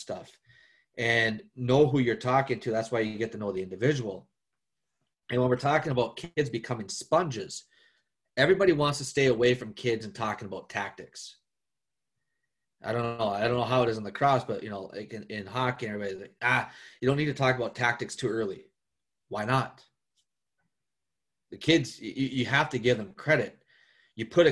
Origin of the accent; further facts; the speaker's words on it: northern Minnesota, United States; I'm a States boy. I'm from Minnesota